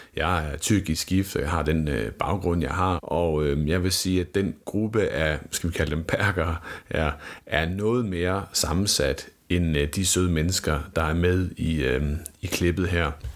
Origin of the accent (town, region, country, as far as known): West Jutland, Central Denmark Region, Denmark; born or raised there